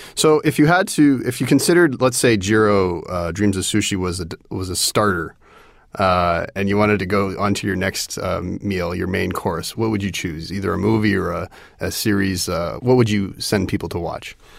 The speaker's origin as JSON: {"language": "English", "town": "Toronto", "region": "Ontario", "country": "Canada", "tie": "born or raised there", "said": "Toronto 'cause this is where I grew up"}